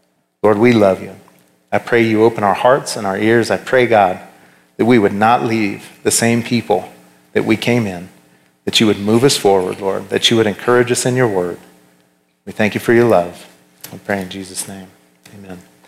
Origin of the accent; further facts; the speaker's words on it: Laramie, Wyoming, United States; moved away as an adult; also born or lived in North Carolina; I was born and raised here in Laramie